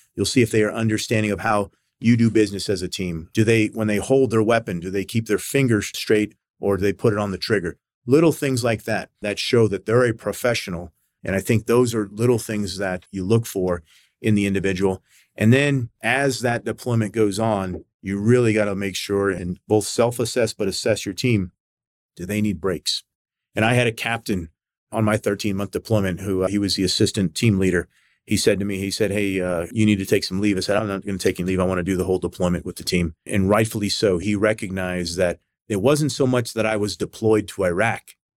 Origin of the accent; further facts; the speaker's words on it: United States; as a young kid growing up in the United States